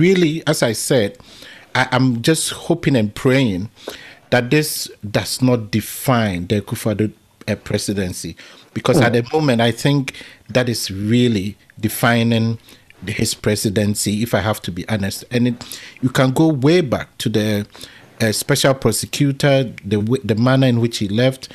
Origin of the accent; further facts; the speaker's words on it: Ghana; as a Ghanaian